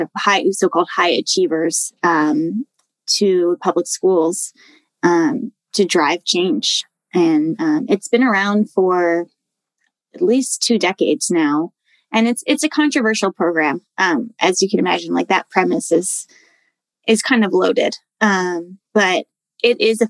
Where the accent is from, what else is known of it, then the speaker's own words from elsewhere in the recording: D.C., Maryland suburbs of Washington, United States; moved away as an adult; also born or lived in Madison, Wisconsin / Edinburg, Texas; I'm from Washington, D.C., and grew up just outside in the Maryland suburbs